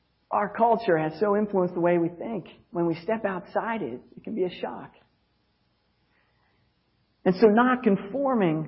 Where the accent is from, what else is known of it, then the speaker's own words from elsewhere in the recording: United States; as an American